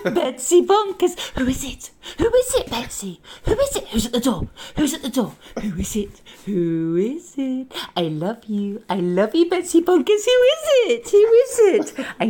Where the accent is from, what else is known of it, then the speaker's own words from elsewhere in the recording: South East England, United Kingdom; now in South Wales, United Kingdom; We live in South Wales. I'm not from South Wales. I'm from Oxfordshire, really. But I have adopted a slight lilt when it comes to speaking in Welsh to my friends.